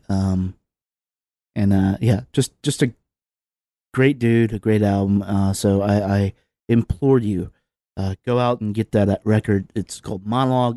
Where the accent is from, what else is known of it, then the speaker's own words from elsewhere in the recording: Lynchburg, Virginia, United States; moved away; I grew up in Southwest Virginia. I grew up in Lynchburg